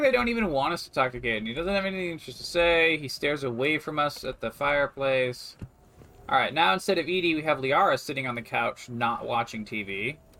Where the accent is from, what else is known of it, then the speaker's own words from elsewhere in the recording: United States; I'm an American